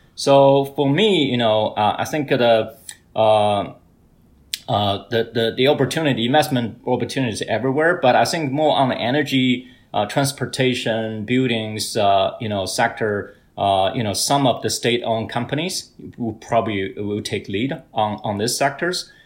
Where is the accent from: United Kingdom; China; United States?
China; Hebei; moved away; my hometown province, Hebei province